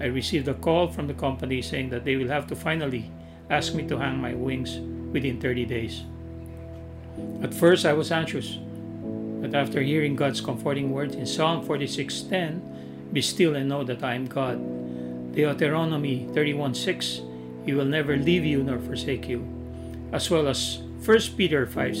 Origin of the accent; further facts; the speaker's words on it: Mindanao, Philippines; I was born and raised in Mindanao to my farmer dad and a teacher mom.